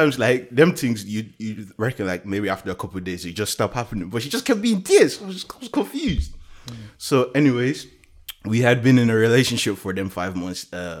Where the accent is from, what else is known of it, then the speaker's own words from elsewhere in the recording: Ireland; I'm from Ireland.